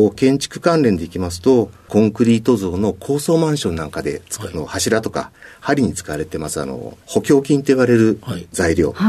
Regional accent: Yokohama, Kanagawa, Japan; also born or lived in Kawasaki; えー、出身は神奈川県、生まれは川崎で生まれて、育ちは横

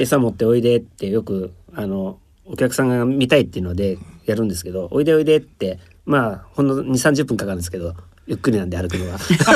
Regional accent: Nagano, Japan; moved away; もう僕ら長野県の山の中で育ったんでもう動物が友達ですよ

